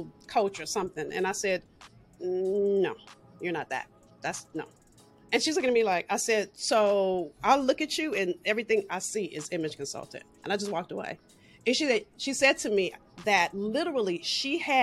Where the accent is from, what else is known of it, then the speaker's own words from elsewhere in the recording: Los Angeles, California, United States; I'm from South Central